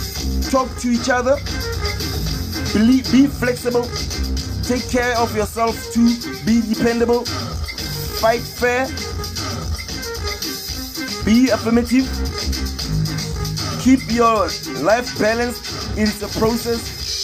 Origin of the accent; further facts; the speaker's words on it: Palestine; America, USA, Brazil, South Africa, my home country, Palestine, and all of you guys.